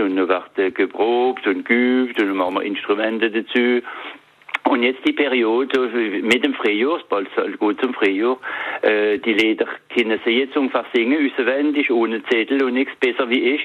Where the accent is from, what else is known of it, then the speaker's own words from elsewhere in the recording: northern Alsace, Grand Est, France; da oben bei uns im Norden vom Elsass